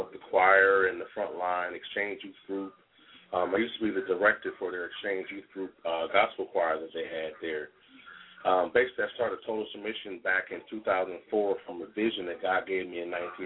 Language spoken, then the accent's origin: English; Youngstown, Ohio, United States; moved away as an adult; also born or lived in Syracuse, New York; now in Columbus, United States; I was born in Syracuse, New York. I grew up in Youngstown, Ohio